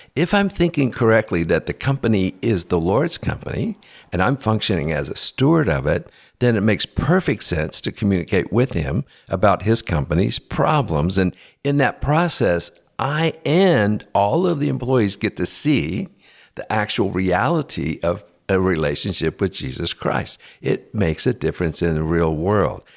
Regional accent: United States; I'm an American

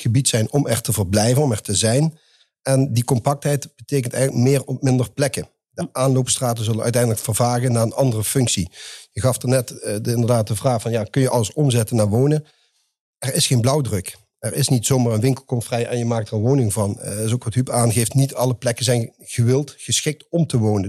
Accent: the south, Netherlands; accent: southern; zoals je hoorde mijn accent, ik kom uit het zuiden.

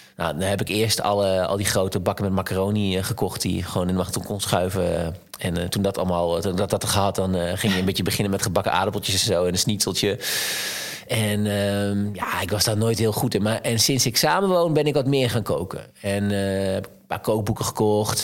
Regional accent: Twente, Overijssel, Netherlands; ik kom uit Twente

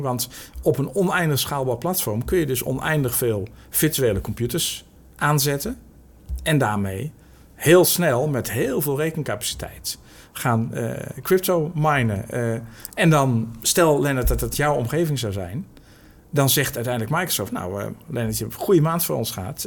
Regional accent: Netherlands; we als Nederlanders

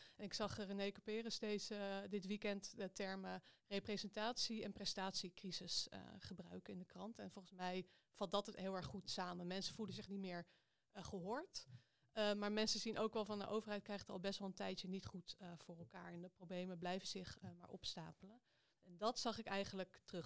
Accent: Amstelveen, North Holland, Netherlands; also born or lived in Gouda; now in Amsterdam, Netherlands; Ik ben eh, geboren in Gouda, maar ik ben aan de basisschool eh, verhuisd naar Amstelveen.

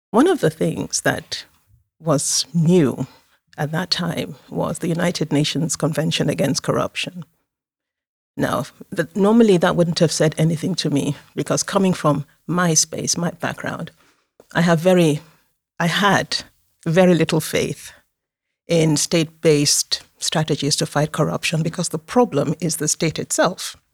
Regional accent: Nigeria; also born or lived in Moscow, Russia; I was born in Moscow, in the US, former USSR. My parents were diplomats. I um, lived everywhere, and um, finally went to uh, the final years of my secondary school and university in Nigeria.

